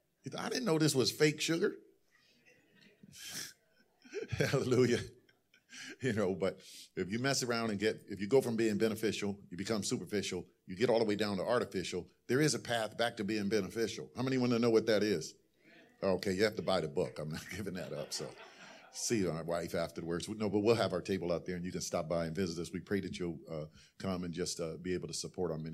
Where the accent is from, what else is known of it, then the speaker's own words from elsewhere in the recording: Ohio, United States; now in San Fernando Valley, United States; I'm from Ohio